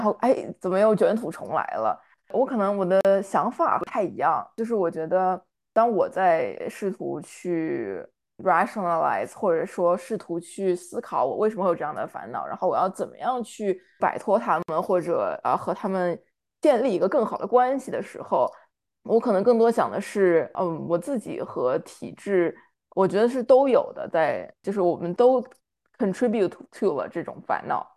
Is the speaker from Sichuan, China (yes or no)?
no; Shanghai, China; moved away as an adult; 我是上海的嘛，然后我们高考是选一门课考试，所以我当时是历史班的